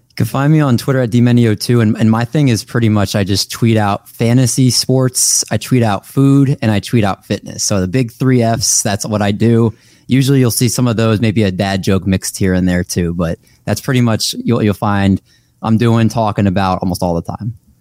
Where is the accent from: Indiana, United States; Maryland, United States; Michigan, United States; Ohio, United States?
Maryland, United States; Olney; also born or lived in Silver Spring, Maryland / Towson, Maryland / Baltimore, Maryland; I'm from Maryland, lived here my whole life, actually